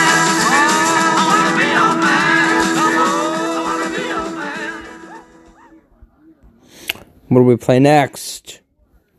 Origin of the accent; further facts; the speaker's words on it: Long Island, New York, United States; I'm from Long Island, New York